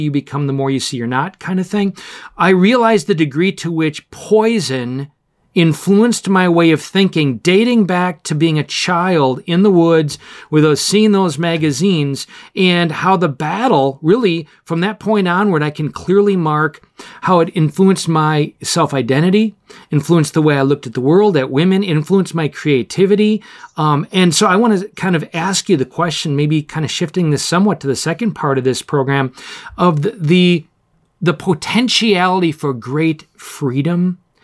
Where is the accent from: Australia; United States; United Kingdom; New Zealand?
United States; Oshkosh, Wisconsin; When I was a child growing up in Oshkosh, Wisconsin